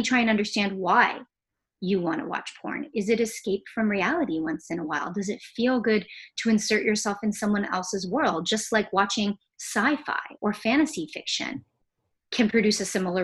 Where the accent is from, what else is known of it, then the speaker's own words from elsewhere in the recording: Jamaica; I'm Jamaican